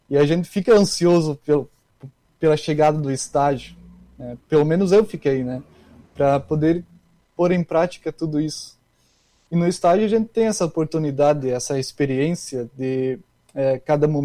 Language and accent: Portuguese; Cândido Godói, Rio Grande do Sul, Brazil; moved away as an adult; now in Canoas, Brazil; eu sou da região das Missões, né, perto de Santa Rosa, perto lá da, da cidade do Christian Prive. Só que a cidade é Cândido Godói, né, é uma cidade pequena, 5 mil habitantes.